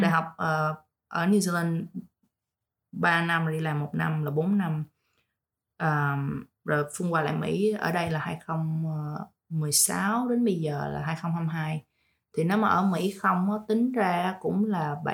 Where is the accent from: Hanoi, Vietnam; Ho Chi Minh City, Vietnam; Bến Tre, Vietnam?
Ho Chi Minh City, Vietnam; moved away as an adult; also born or lived in Dallas, Texas; now in Coppell, United States; mình đến từ Việt Nam thành phố Hồ Chí Minh uh, thì mình du học ở bên uh, Dallas cũng khá lâu và hiện tại mình uh, cũng có đi làm và đang uh, sinh sống ở khu uh, Coppell Dallas Texas.